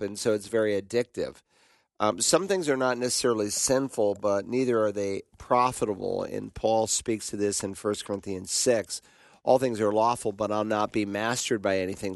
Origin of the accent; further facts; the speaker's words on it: the South, Southern United States, United States; accent: Southern; in Southern English, we'd say "you all,"